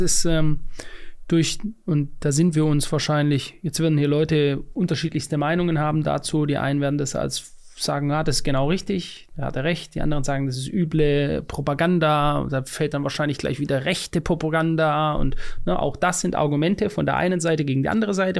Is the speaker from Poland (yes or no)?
no; Germany; ich als Deutscher in Deutschland lebend